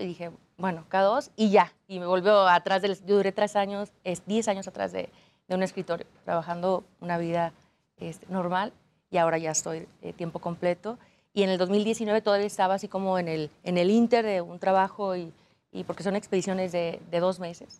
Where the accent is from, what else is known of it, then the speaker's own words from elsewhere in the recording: Aguascalientes, Mexico; Yo soy de Aguascalientes donde no hay montañas